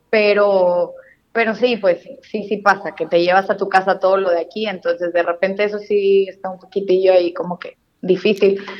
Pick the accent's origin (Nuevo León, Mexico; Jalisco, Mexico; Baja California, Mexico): Nuevo León, Mexico; Allende; nosotros somos de Allende, Nuevo León, está muy cerquita de, de Monterrey es una ciudad muy transportista, por cierto.